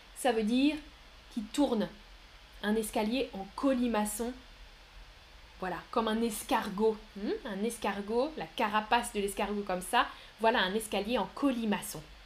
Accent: France; mon pays, c'est la France. France. Je suis français ou française. Moi, je suis française.

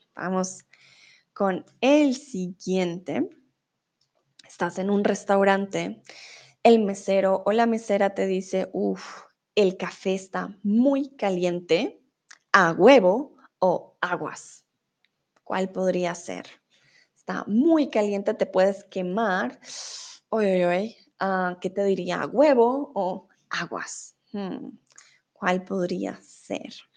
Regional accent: Colombia; first language Spanish; now in Germany; soy de Colombia, vivo en Alemania, pero ahora estoy en México.

